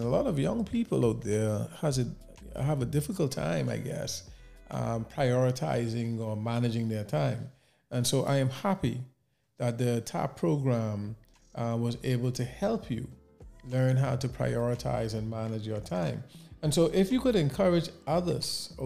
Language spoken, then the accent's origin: English; Nassau, New Providence, Bahamas; growing up in the Bahamas, in Nassau in particular, in the capital, as a young man